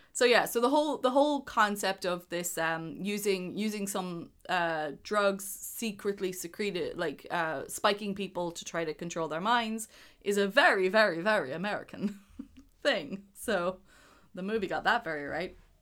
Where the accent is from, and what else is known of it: Ireland